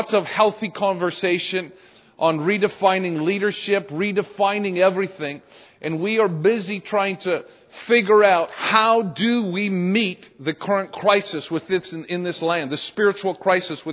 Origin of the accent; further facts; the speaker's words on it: Canada; now in United States; I'm originally Canadian, still Canadian